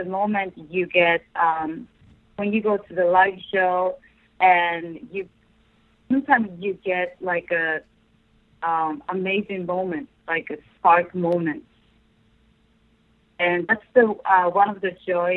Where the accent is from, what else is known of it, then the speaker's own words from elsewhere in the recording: Japan; English is a second language; I grew up in Japan, and English is my second language